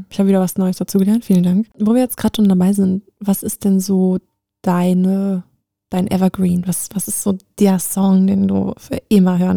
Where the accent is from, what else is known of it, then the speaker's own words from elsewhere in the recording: Frankfurt, Hesse, Germany; born there; Aber ganz wichtig, auf meinem ähm, Pass steht, ich bin in Frankfurt geboren. Also ich bin nur wieder hergezogen, so rum.